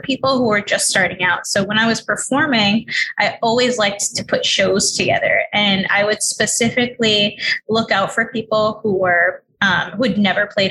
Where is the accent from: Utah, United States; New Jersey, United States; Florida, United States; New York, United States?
New York, United States; New York City; I grew up in New York City. I was raised in Queens